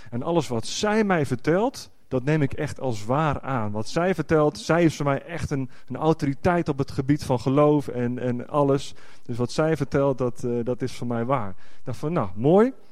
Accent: Netherlands; voor mij als echte Nederlander, als je dan een andere taal Gods, eh, Gods woord hoort, ja, dat doet dan toch wat

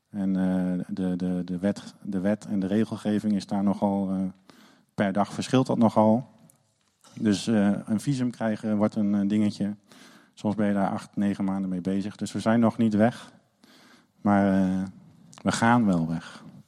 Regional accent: Netherlands; als Nederlander

